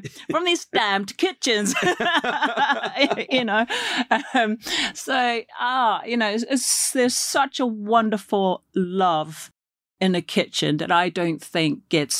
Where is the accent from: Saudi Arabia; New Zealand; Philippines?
New Zealand; I come from New Zealand